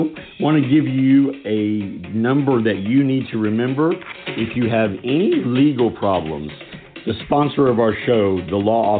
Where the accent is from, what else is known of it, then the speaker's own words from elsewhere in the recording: United States; He actually makes me feel bad about being American.